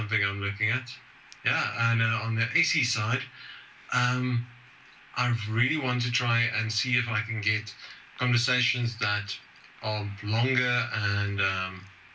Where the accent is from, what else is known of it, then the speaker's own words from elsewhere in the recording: South Africa; the only secular society we have in South Africa. Today, I actually hosted the first meetup in my hometown